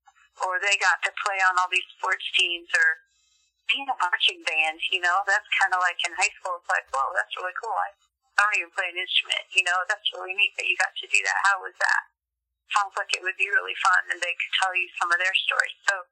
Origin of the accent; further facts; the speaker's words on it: Guinea; I grew up in Guinea. It's just a really small country in South Africa, in West Africa.